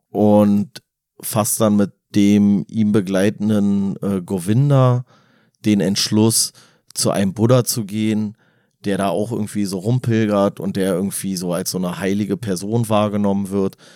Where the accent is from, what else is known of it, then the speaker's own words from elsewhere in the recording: Berlin, Germany; wir als Berliner haben eine andere Definition von Stadt.